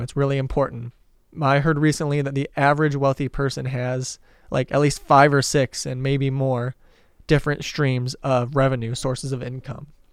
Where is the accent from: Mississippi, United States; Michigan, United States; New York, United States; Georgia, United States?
Michigan, United States; Detroit; moved away; I'm originally from the Detroit area